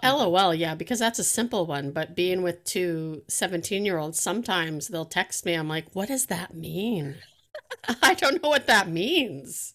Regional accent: Canada; I'm Canadian

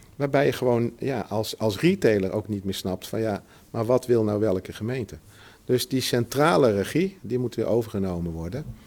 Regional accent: Utrecht, Netherlands; ik ben, geboren in Utrecht. Dus ik ken Utrecht eh, goed

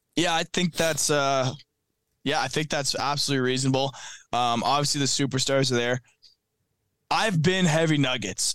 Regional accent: Canada; I'm Canadian

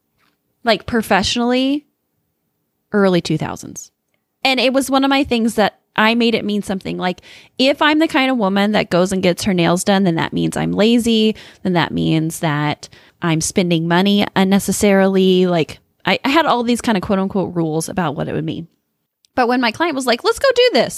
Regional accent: Midwest, United States; growing up in the Midwest

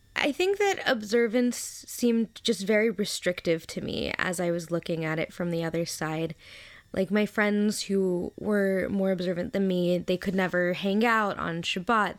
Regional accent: Memphis, Tennessee, United States; now in New York, United States; I am originally from Memphis, Tennessee, down south.

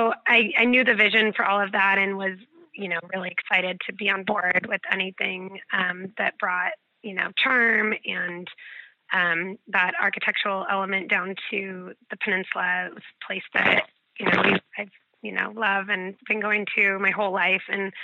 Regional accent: Newport Beach, California, United States; I'm born and raised in Newport Beach, California. I have 3 children and husband, and we live about 10 minutes up the road from Lido House.

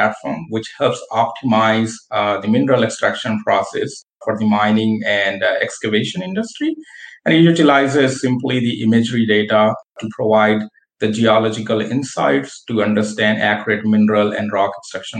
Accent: India; moved away as an adult; also born or lived in United States; now in Buffalo, United States; I'm born and raised in India

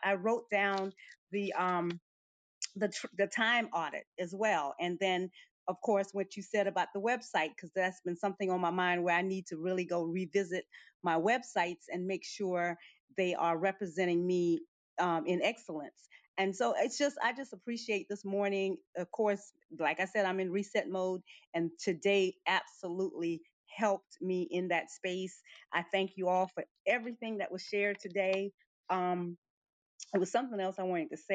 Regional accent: Suriname; now in Curaçao; I'm from Curacao, originally from Suriname.

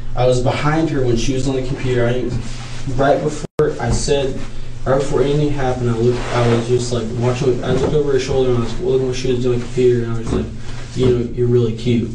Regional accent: Eureka, California, United States; moved away; We're both from Humboldt County

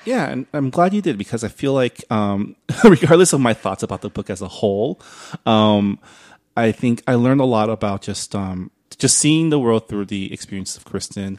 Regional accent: San Diego Valley, California, United States; I grew up in the San Diego Valley.

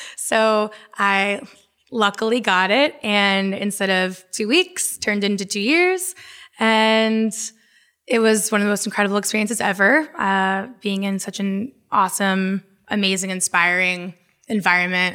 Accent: Jacksonville, Florida, United States; now in Brooklyn, United States; I was born and raised in Florida, uh, grew up primarily in Jacksonville

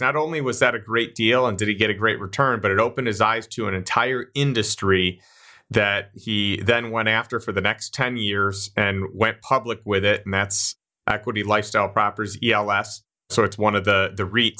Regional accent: Chicago, Illinois, United States; I grew up in Chicago

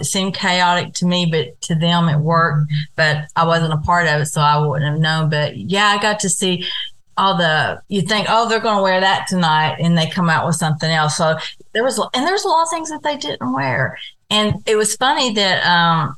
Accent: Kentucky, United States; I'm from Kentucky

